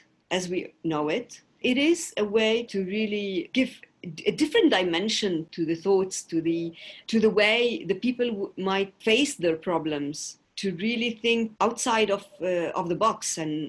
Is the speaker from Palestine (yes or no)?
yes; Jerusalem, Palestine; Well, you know, I come from Palestine, an occupied territory. I grew up in the old city of Jerusalem, and I had the privilege to study in private schools in Palestine